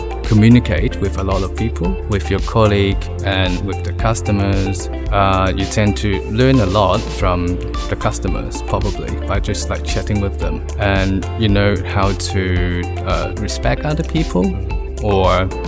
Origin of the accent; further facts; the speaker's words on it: Hong Kong; moved away as an adult; now in Melbourne, Australia; I grew up in Hong Kong